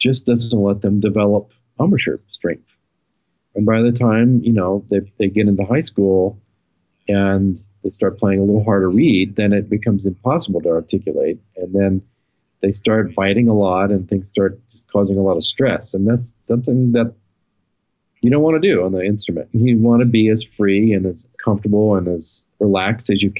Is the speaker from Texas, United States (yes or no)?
yes; Texas, United States; growing up in Texas